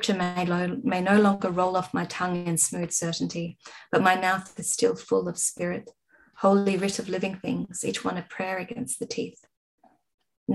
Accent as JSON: {"language": "English", "area": "Adelaide Hills", "region": "South Australia", "country": "Australia", "tie": "born or raised there", "moved": "yes", "lives_now": "Melbourne, Australia", "said": "I was raised in the Adelaide Hills. I had a very wonderful nature-filled childhood."}